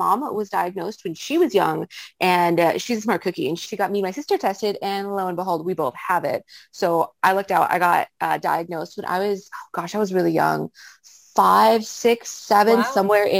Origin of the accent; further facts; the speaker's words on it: Los Angeles, California, United States; now in Vancouver, Canada; I live in Vancouver, Canada. I'm originally from Los Angeles, California